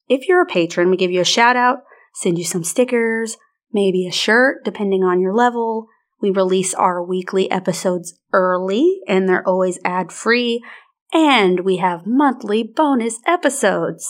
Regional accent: Arkansas, United States; We are from Arkansas

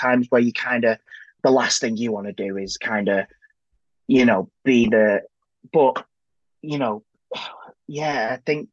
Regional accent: Manchester, North West England, United Kingdom; I grew up in South Manchester

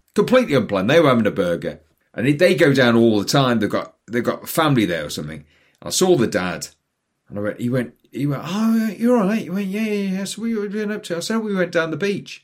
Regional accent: Newcastle upon Tyne, North East England, United Kingdom; moved away; I grew up in Newcastle. Now, Newcastle's on the North Sea

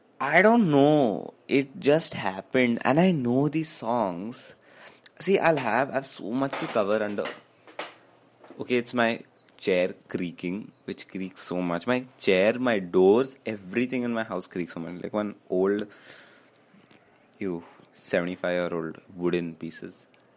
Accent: Karnataka, India; first language Kannada; Kannada because Kannada is my mother tongue.

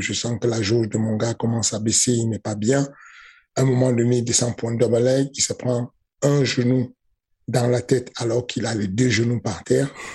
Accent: Cameroon; J'ai grandi au Cameroun avec lui

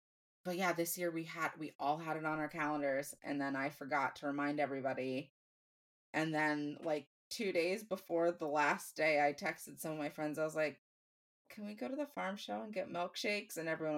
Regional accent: Franklin County, Pennsylvania, United States; Franklin County Fair is the fair in my hometown, my home county.

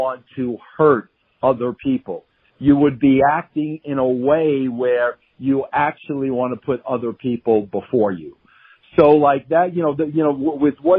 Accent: Long Island, New York, United States; I was from Long Island. We were both Italian

